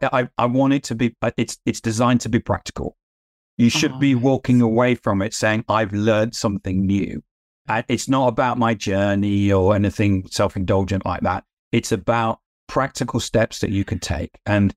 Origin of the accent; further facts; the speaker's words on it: United Kingdom; I'm a British, right. Brit. I'm modest.